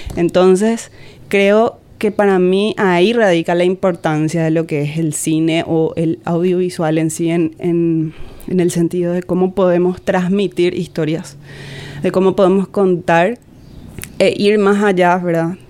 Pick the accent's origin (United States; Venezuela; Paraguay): Paraguay; Benjamín Aceval, Presidente Hayes; yo soy de Benjamín Aceval desde ahí, o sea, ahí crecí, nací, crecí, hice toda mi vida